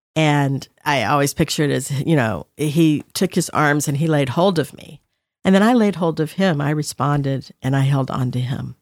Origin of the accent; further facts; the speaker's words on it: the South, United States; the way I was raised in the South